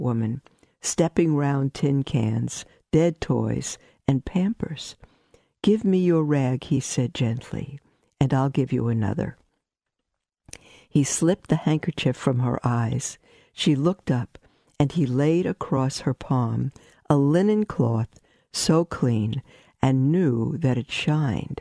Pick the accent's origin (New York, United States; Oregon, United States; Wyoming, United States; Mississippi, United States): New York, United States; New York City; I grew up in Brooklyn, we had peddlers walking